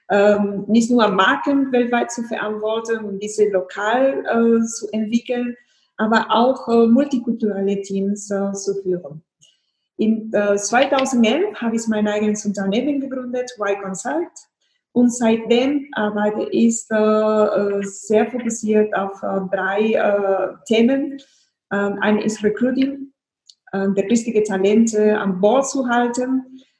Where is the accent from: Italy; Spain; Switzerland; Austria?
Spain; born there; gebürtige Spanierin, äh, Mutter von zwei Kindern, Unternehmerin und äh, internationale Führungskraft.